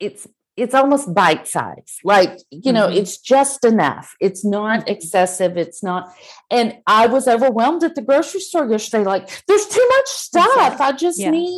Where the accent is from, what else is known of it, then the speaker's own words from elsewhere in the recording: Texas, United States; I'm from Texas and I'm a hick